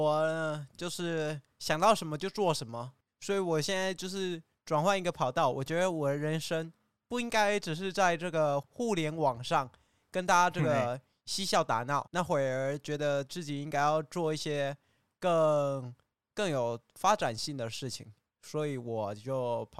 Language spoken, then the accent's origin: Chinese; China; 哦，没有，因为我怕你不相信我来自对岸。